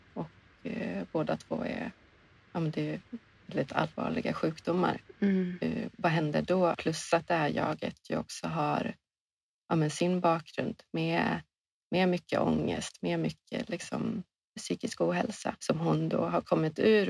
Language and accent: Swedish; Åland Islands; now in Sweden; vi spenderar ofta hela somrarna på Åland där mina föräldrar bor, där jag är uppvuxen